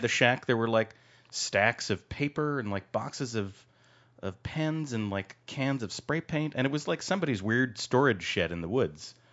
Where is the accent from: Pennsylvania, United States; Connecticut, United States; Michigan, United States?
Connecticut, United States; I grew up in Connecticut, in the, in the woods of Connecticut, in, uh, in the center of the state